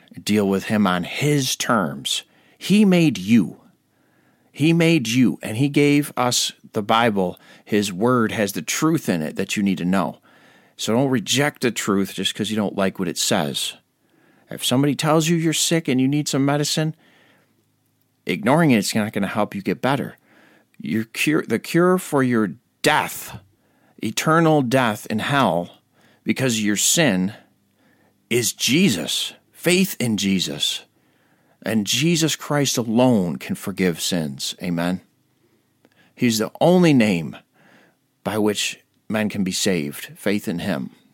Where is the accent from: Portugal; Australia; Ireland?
Ireland; I'm an Irishman